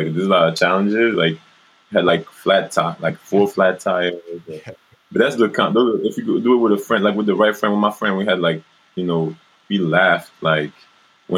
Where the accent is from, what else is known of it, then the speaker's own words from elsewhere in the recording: France; moved away; I grew up in France and then I travel in the States and Brazil and all around Africa